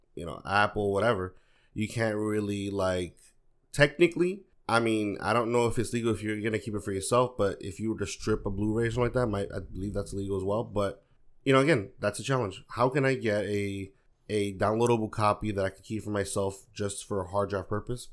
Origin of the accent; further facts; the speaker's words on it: New York, United States; also born or lived in Dominican Republic; I grew up, I grew up in New York, but I spent a lot of my summers in the American Public